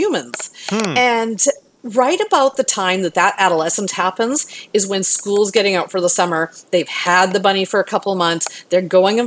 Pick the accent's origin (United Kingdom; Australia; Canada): Canada; now in Houston, United States; I'm from Canada originally